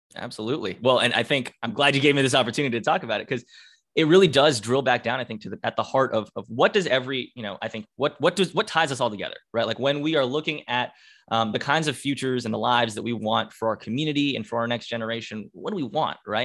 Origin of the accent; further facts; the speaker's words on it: Duluth, Georgia, United States; also born or lived in Norcross, Georgia; I'm a lifelong Georgian. I'm a native Guynesian, you know, from Gwinnett County, which is, I guess, what we love to call ourselves. Um, and I grew up in Duluth